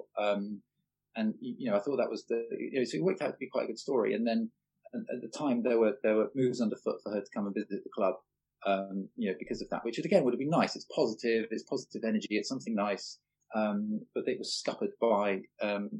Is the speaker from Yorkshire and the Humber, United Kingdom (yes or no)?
yes; Leeds, Yorkshire and the Humber, United Kingdom; also born or lived in Salford; I was born in Salford, in Manchester, never lived there. My parents basically were from Leeds, as were their family. And I wasn't, you know, I grew up in Leeds